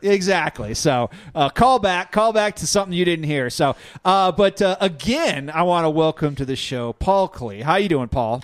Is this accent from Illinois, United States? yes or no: yes; Illinois, United States; now in Denver, United States; I grew up in the Midwest